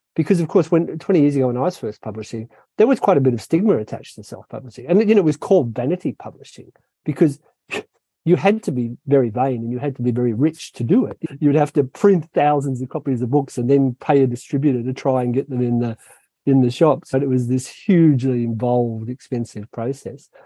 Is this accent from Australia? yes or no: yes; Sydney, New South Wales, Australia; from the time I was a little boy growing up in Sydney in Australia